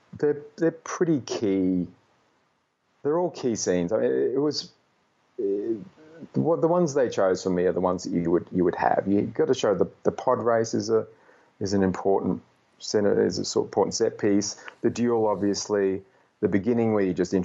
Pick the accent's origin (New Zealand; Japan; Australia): Australia; Brisbane, Queensland; also born or lived in Melbourne, Australia; I was born in Melbourne and moved to Brisbane when I was five and was raised there.